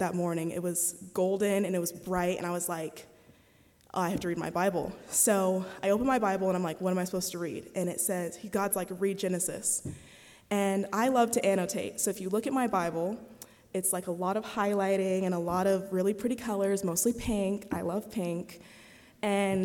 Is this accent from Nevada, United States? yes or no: yes; Las Vegas, Nevada, United States; I'm from Vegas